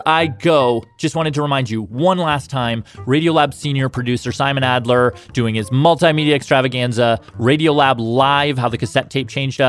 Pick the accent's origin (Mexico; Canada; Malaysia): Canada; Toronto, Ontario; I'm from Toronto. The Hot Docs Cinema is like one of the best things about the city that I am from.